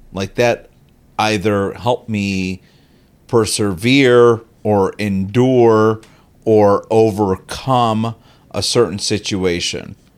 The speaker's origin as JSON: {"language": "English", "town": "Chicago", "region": "Illinois", "country": "United States", "said": "I'm from Chicago"}